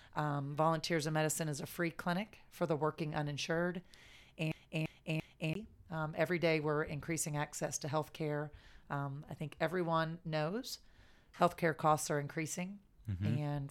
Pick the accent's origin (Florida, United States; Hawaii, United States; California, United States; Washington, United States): Florida, United States; Jacksonville; So I grew up in Riverside area. Yeah. And then after first grade, moved to Julington Creek before it was what it is today.